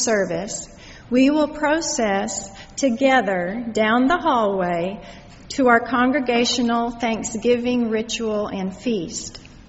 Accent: Los Angeles, California, United States; Welcome. I'm from Los Angeles myself.

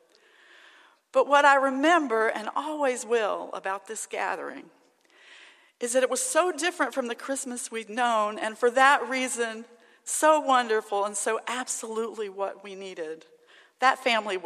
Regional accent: Alexandria, Louisiana, United States; moved away; my hometown of Alexandria, Louisiana

